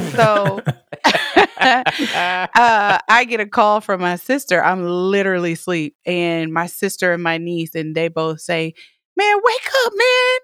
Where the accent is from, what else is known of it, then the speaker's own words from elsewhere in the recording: Atlanta, Georgia, United States; now in Los Angeles, United States; my hometown. Atlanta